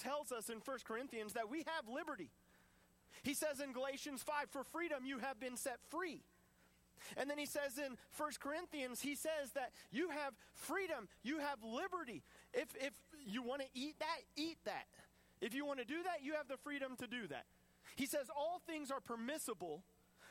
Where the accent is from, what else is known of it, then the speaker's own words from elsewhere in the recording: United States; I want to hold so tight to my American freedoms